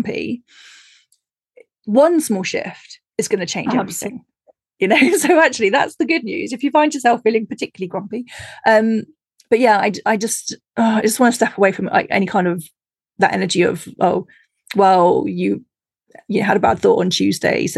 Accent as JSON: {"language": "English", "country": "United Kingdom", "said": "I being British"}